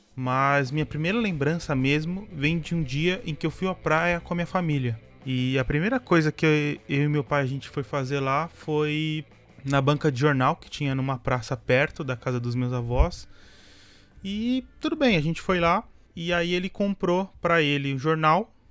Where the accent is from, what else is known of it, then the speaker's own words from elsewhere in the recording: São Paulo, Brazil; aqui em São Paulo, né? Eu sou de São Paulo